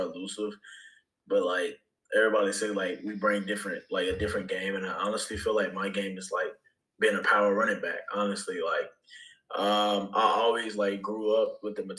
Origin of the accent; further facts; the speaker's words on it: Bailey, North Carolina, United States; I grew up in Bailey, North Carolina, went to Southern Nash High School